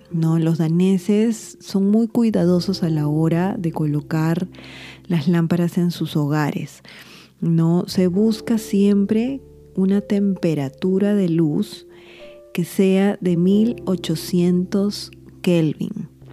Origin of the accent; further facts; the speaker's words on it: Lima, Peru; en mi país, en Lima, Perú